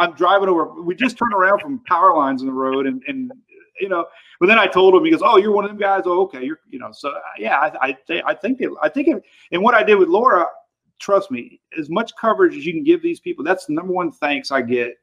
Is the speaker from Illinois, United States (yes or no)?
no; Pinellas County, Florida, United States; my hometown in uh, Pinellas County, which is you know Clearwater, St. Petersburg